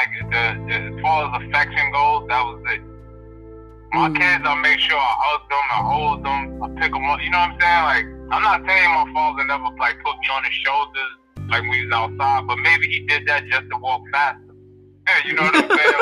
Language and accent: English; New York City, New York, United States; I'm from Brooklyn